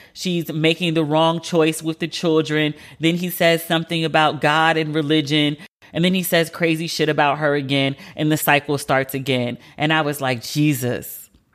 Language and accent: English; United States; as an American